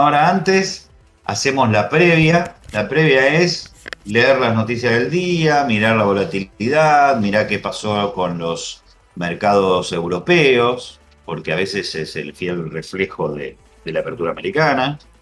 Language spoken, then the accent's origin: Spanish; Argentina